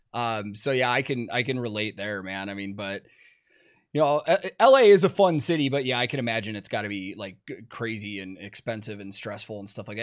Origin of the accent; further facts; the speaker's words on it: Chicago, Illinois, United States; I grew up in Chicago